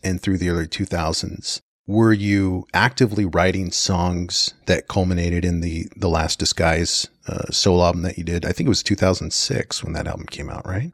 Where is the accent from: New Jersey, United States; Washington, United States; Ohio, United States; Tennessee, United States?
Washington, United States; also born or lived in Houston, Texas; I grew up in Washington, spent some time in Texas, came back